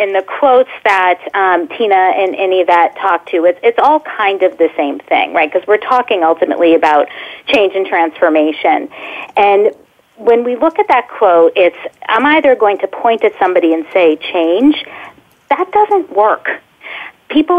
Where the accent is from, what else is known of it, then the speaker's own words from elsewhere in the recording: Boston, Massachusetts, United States; As a Bostonian